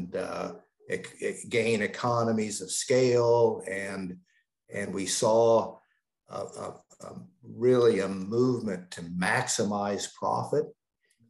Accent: the Midwest and the Upper South, United States; also born or lived in Upper South; now in Canada; I grew up in the Midwest and the Upper South.

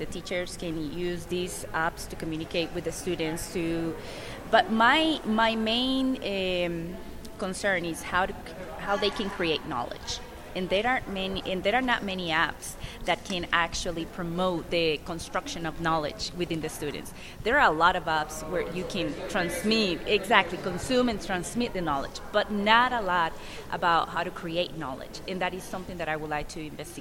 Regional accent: Costa Rica; moved away as an adult; now in United States; I am from Costa Rica.

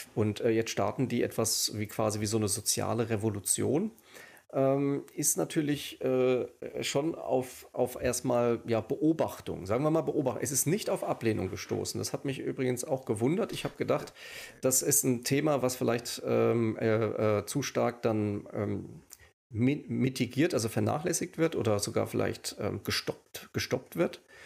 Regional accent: Rheingau, Hesse, Germany; now in Düsseldorf, Germany; Ich bin wohnhaft in Düsseldorf. Ursprünglich komme ich aus dem Hessischen, aus dem Rheingau

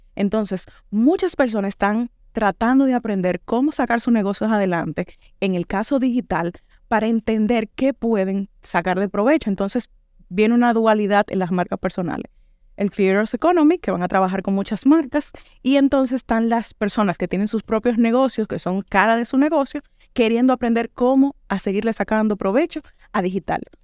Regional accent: Dominican Republic; moved away as an adult; now in Granada, Spain; ya yo tengo dos años fuera de República Dominicana

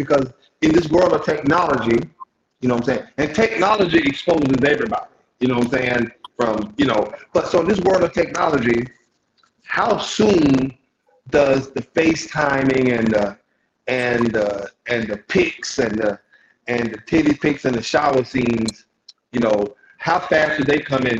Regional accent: Columbus, Georgia, United States; born there; I was born in Columbus.

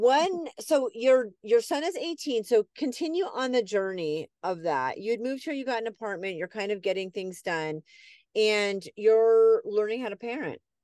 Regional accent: New England, United States; moved away; I grew up in New England, people are very, like, we talk with our hands and they're very loud

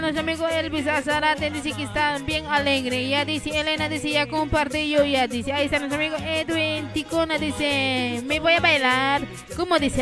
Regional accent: Quillacollo, Cochabamba, Bolivia; Yo también soy de Quillacollo

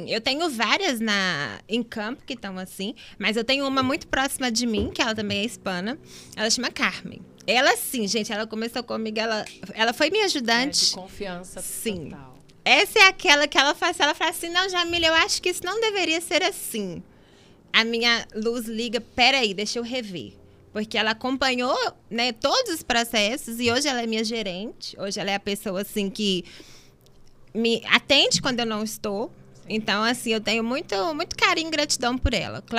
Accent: Brazil; a gente, como brasileira, a gente quer ajudar alguém do nosso país também.

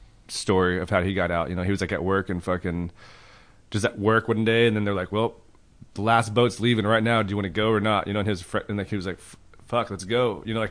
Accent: Oklahoma, United States; also born or lived in Portland, Oregon; they just, like, bailed from Oklahoma and then went to Oregon, because he had friends there, and then fucking had me, and then they fucking went to Oklahoma. But I grew up there.

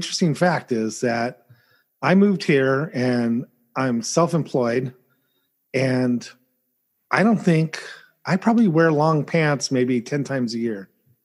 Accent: California, United States; moved away; I'm from California originally.

